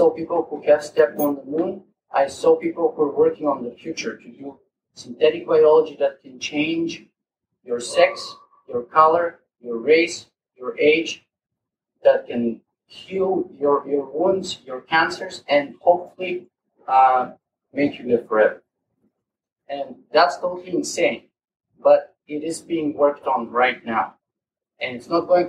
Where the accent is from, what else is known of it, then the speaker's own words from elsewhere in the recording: Bulgaria; accent: Eastern European; English is a second language; moved away as an adult; also born or lived in West Virginia, United States / Toronto, Canada; now in Canada; I was born in Bulgaria.